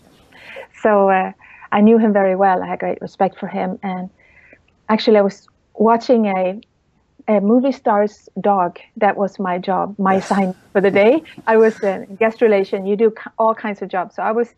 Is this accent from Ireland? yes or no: no; Sweden; English is a second language; moved away as an adult; also born or lived in Hollywood; growing up in Sweden